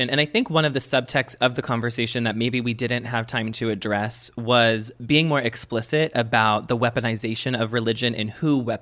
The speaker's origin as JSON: {"language": "English", "town": "Boston", "region": "Massachusetts", "country": "United States", "said": "I'm from Boston, honey."}